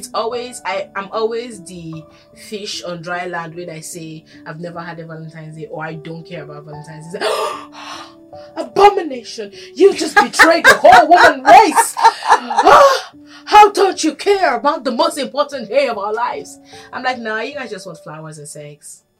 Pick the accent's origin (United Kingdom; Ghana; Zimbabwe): Ghana; And I'm Ghanaian.